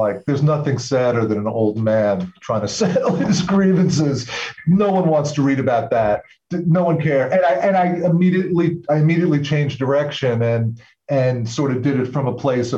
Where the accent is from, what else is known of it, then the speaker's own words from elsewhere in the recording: Long Island, New York, United States; now in Massachusetts, United States; I'm actually originally from New York. So I grew up on Long Island.